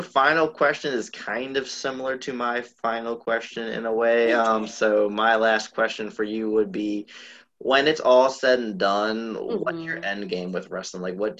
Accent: New Orleans, Louisiana, United States; oh, well, she's from New Orleans, I'm from New Orleans, I can, you know, I can make it big too

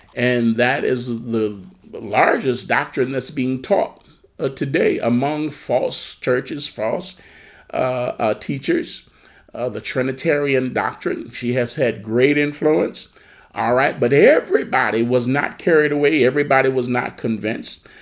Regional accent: United States; I, am American. Uh, I'm an American citizen. I love the U.S. Amen. I love my country.

